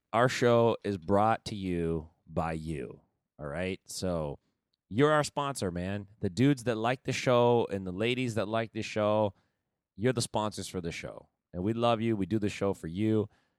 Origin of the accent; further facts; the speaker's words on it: Stockton, California, United States; up in Stockton, California.